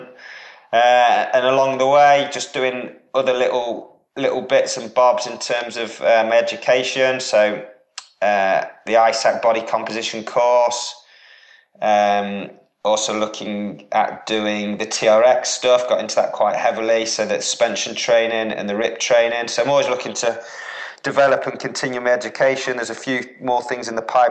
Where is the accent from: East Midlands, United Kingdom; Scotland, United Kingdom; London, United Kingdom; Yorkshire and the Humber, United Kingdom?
East Midlands, United Kingdom; Derby; moved away; also born or lived in Norwich; I'm from the Midlands originally, so I'm from Derby